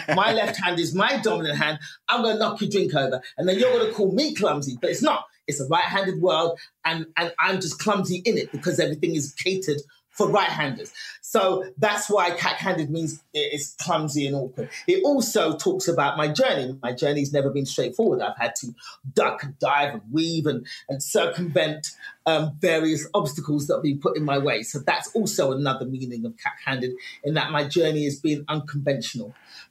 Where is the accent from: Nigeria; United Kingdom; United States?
Nigeria; born there; So there are and as a Nigerian, because my family's African, I was born left-handed.